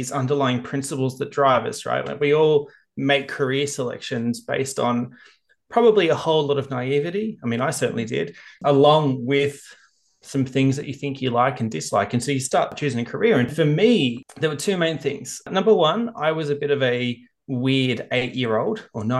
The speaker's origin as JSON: {"language": "English", "country": "Australia"}